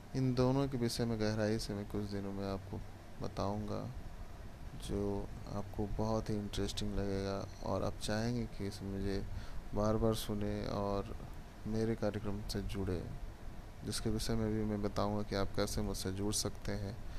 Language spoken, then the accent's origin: Hindi; Bihar, India; मैं भारत में बिहार राज्य का रहने वाला हूँ